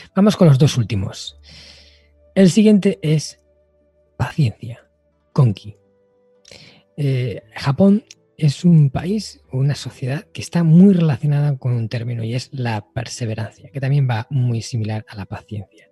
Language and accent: Spanish; Spain; aquí en mi país, ¿no? En España